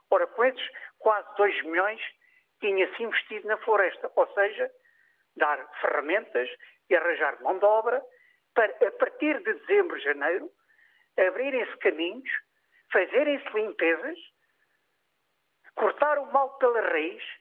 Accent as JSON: {"language": "Portuguese", "town": "Barreiro", "region": "Setúbal", "country": "Portugal", "moved": "as an adult", "lives_now": "Pedrógão Grande, Portugal", "said": "eu sou do Barreiro Distrito de Setúbal, vivo em Pedrógão, acabei por ficar cá por outras razões"}